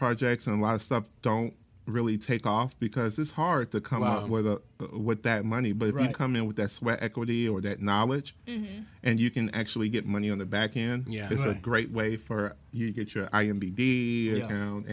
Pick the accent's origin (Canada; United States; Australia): United States; Chicago, Illinois; moved away; I'm originally from Chicago